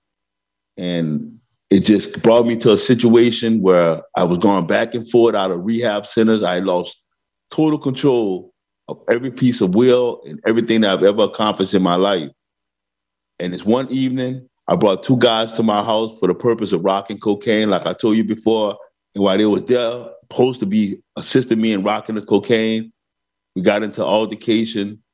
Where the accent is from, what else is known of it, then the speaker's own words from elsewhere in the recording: New Orleans, Louisiana, United States; now in Angola, United States; I'm from New Orleans, but I never lived in a project.